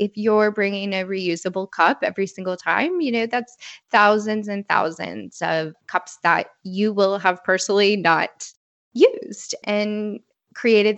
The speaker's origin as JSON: {"language": "English", "region": "Midwest", "country": "United States", "tie": "born or raised there", "said": "I grew up in the Midwest"}